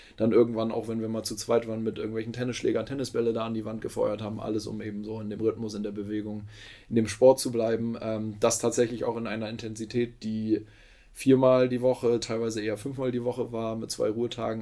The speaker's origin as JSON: {"language": "German", "region": "Lower Saxony", "country": "Germany", "tie": "born or raised there", "moved": "as an adult", "lives_now": "Hamburg, Germany", "said": "Ich bin gebürtiger Niedersachse, in Pferden groß geworden. Pferden ist 10, 12 Minuten von Bremen entfernt."}